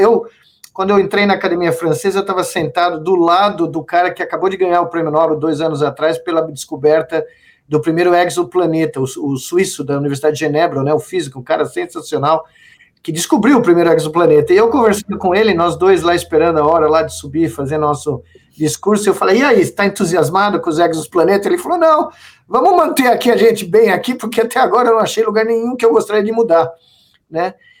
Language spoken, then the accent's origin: Portuguese; Brazil; como brasileiro